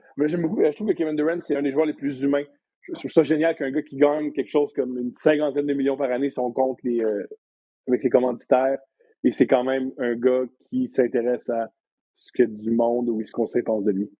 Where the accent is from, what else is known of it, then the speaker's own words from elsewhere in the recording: Montreal, Quebec, Canada; Je suis montréalais.